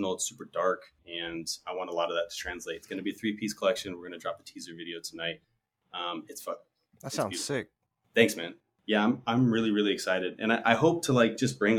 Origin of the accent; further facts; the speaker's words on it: United States; also born or lived in Southwest United States; I'm Mexican American. I grew up in the United States, obviously.